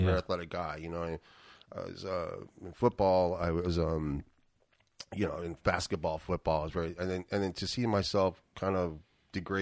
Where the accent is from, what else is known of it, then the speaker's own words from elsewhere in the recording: San Francisco, California, United States; also born or lived in Hawaii / Kona, Hawaii; now in Vallejo, United States; born and raised in San Francisco